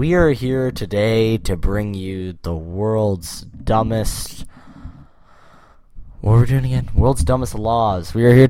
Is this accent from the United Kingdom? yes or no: no; Canada; We are both Canadian.